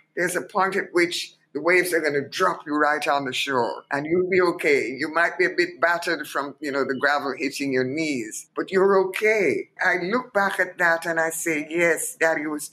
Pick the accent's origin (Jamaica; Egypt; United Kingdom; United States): Jamaica; Kingston; moved away as an adult; my history as a Jamaican